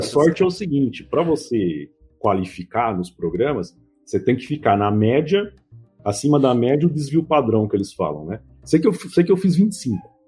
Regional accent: Mauá, São Paulo, Brazil; Eu sou do ABC de São Paulo, né, de Mauá

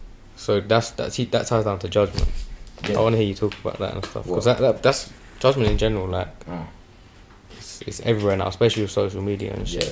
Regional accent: Chingford, London, United Kingdom; So like I'm from Chingford, innit?

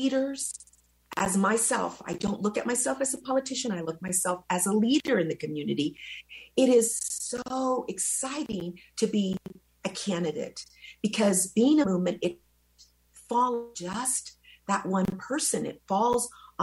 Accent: Wichita, Kansas, United States; English is a second language; moved away; also born or lived in El Salvador; I flew into Wichita, Kansas, and I went to a red little schoolhouse, and I learned English in 6 months

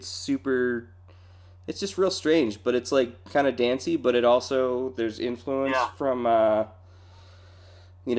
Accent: Central Pennsylvania, United States; I grew up in Central PA

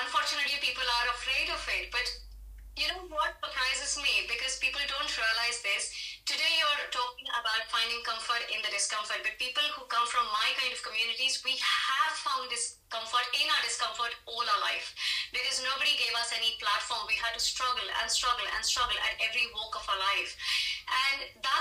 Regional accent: India; as an Indian

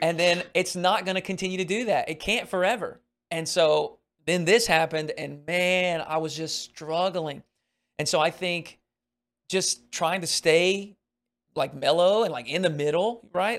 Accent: Arkansas, United States; I grew up in Arkansas

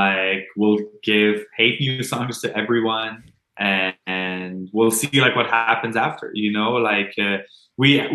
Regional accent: Montreal, Quebec, Canada; accent: Quebec accent; Montreal is like my hometown

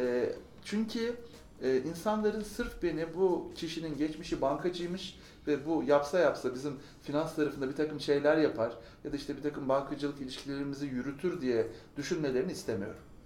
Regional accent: Ankara, Turkey; Ankara doğumluyum doğuma büyüme.

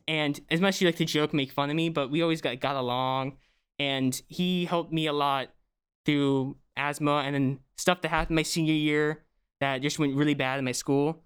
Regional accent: Bucks County, Pennsylvania, United States; I'm from Brooks County, Pennsylvania

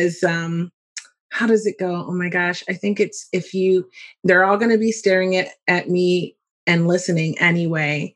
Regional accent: Philadelphia, Pennsylvania, United States; also born or lived in Hershey, Pennsylvania; I'm from Philadelphia, from West Philly, actually.

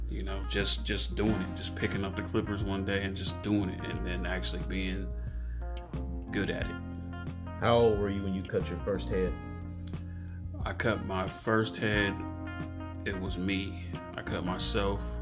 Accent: Columbus, Ohio, United States; Um, I'm from Columbus, Ohio.

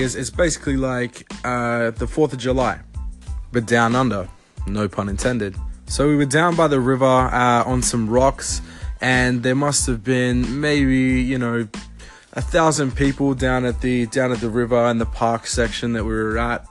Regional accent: Australia; I am from Australia

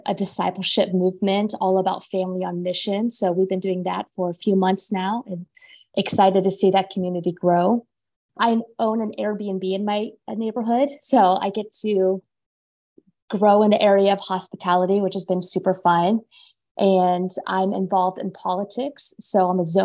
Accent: Florida, United States; moved away as an adult; also born or lived in Chicago area, Illinois; now in Chicago, United States; I grew up in Florida. Shout out to all my Floridians, and moved to the Chicago area after I graduated from college.

